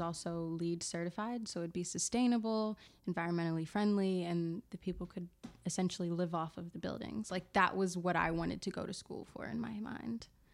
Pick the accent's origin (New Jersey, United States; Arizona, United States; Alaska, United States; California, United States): New Jersey, United States; Camden; I'm from South Jersey, Camden, New Jersey